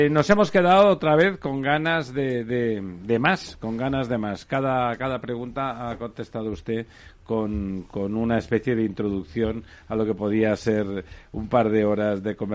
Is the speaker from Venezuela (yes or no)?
no; Spain; felicitarnos como, españoles.